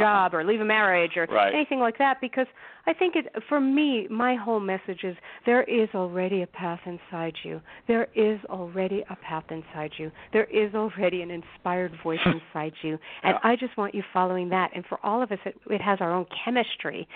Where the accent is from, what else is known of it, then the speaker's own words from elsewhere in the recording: New York City, New York, United States; I grew up in Brooklyn, New York